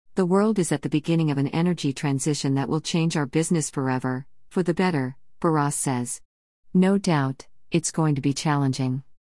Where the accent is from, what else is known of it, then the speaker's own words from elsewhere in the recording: Colombia; moved away; my home country is, I am fortunate that I can visit Colombia quite frequently